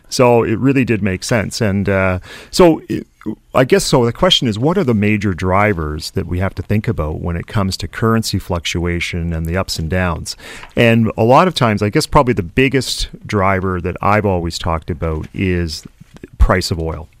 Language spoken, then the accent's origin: English; Canada; a Canadian investor